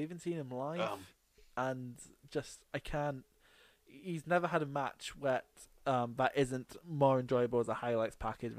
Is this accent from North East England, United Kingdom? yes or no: yes; Newcastle, North East England, United Kingdom; Yeah, I'm from Newcastle.